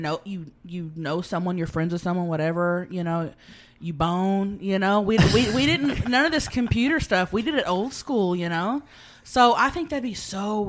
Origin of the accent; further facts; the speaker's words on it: Thackerville, Oklahoma, United States; moved away as an adult; my hometown, there's a convenience store. There's no stoplights